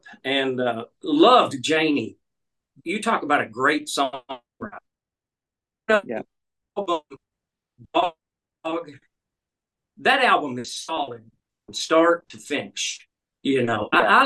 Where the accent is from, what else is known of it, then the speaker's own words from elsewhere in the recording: Alabama, United States; moved away as an adult; also born or lived in Burbank, California; I was born and raised in Alabama